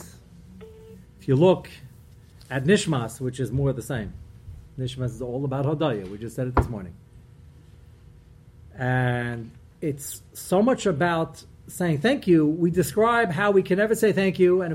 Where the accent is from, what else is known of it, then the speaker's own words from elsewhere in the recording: Brooklyn, New York, United States; I'm from Brooklyn